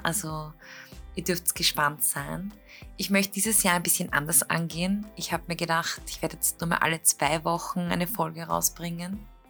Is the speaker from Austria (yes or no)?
yes; Klosterneuburg, Lower Austria, Austria; wir kommen ja beide aus Kloster Neuburg